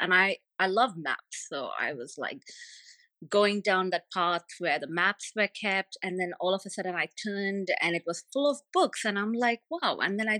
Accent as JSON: {"language": "English", "country": "Saudi Arabia", "tie": "born or raised there", "first_language": "Tamil", "second_language": "English", "said": "My mother, my primary language is Tamil, but I did not read that until I was 15 years old. And because we, growing up in Saudi, it was either English"}